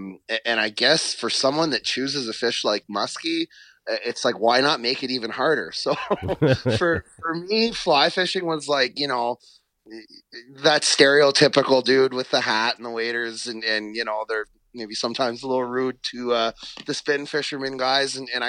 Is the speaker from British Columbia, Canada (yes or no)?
no; Ontario, Canada; also born or lived in western Canada / United States; now in New Brunswick, Canada; So I grew up in Ontario, spent some time out west. When I moved east